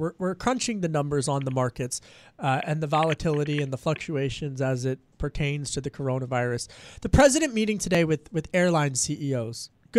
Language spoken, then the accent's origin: English; Pennsylvania, United States; So I grew up outside of Philly and Delco.